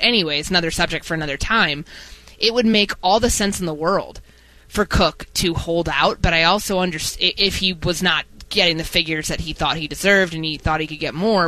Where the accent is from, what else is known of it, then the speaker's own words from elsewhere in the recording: Chicago, Illinois, United States; growing up in Chicago during the 90s